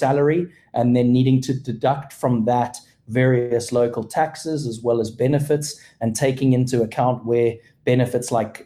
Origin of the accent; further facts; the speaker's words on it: Cape Town, Western Cape, South Africa; moved away as an adult; now in Texas, United States; I'm originally from Cape Town, South Africa. I've been living in Texas now for about 5.5 years